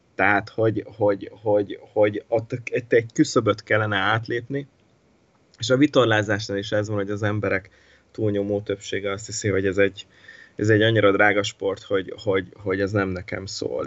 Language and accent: Hungarian; Miskolc, Borsod-Abaúj-Zemplén, Hungary; also born or lived in Italy; rengeteget köszönhetek nekik Miskolciként